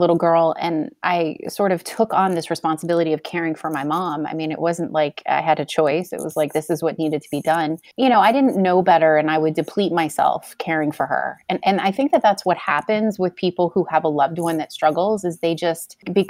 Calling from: New Jersey, United States; So I come to you from New Jersey in the United States.

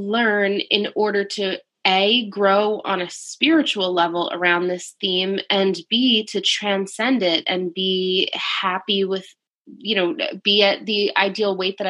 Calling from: Thornwood, New York, United States; I'm calling from Thornwood, New York.

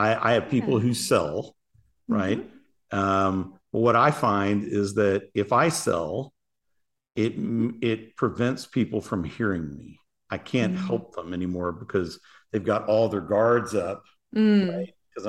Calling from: Paradise Valley, Arizona, United States; Paradise Valley, Arizona. It is hot.

